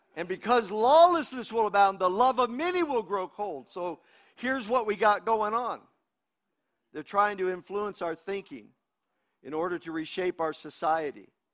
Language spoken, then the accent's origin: English; United States; I'm an American. I'm an American